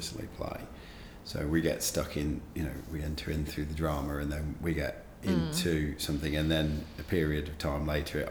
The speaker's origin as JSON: {"language": "English", "region": "England", "country": "United Kingdom", "said": "being an English sporting fan"}